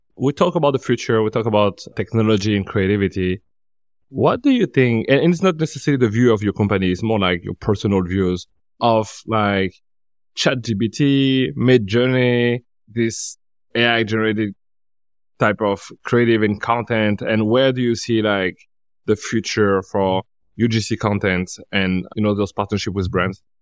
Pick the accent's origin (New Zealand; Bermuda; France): France; Paris, Île-de-France; I'm from Paris